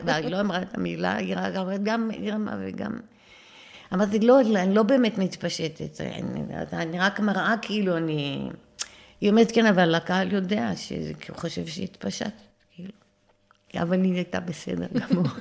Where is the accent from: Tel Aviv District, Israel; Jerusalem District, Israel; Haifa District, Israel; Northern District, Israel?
Northern District, Israel; Acre; גרנו ממש על יד הים. תחשבי שהדשא זה הים. בעכו. ממש בעכו.